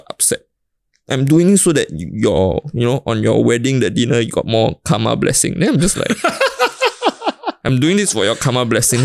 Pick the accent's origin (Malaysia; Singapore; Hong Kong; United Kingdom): Singapore; I grew up in Singapore